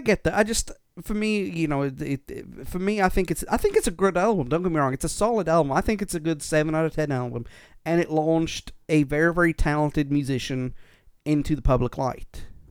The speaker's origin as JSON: {"language": "English", "country": "United Kingdom", "said": "I'm British"}